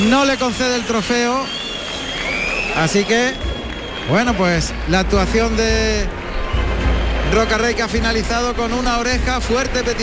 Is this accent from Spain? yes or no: no; Ecuador; De Ecuador.